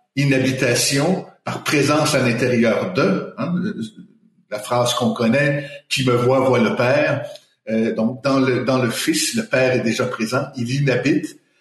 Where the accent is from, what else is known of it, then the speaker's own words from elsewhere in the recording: Quebec, Canada; moved away as an adult; also born or lived in Colombia; now in Montreal, Canada; je suis québécois d'origine. J'ai vécu dix ans euh, en Amérique latine.